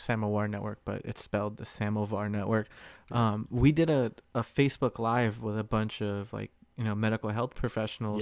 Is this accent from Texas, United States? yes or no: no; Springfield, Virginia, United States; now in Southern California, United States; my hometown is north like Springfield, Virginia, Northern Virginia DMV, right? So right outside of DC